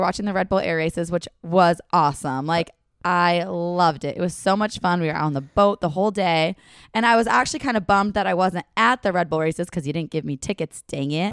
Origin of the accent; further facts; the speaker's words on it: Washington, United States; I'm from Washington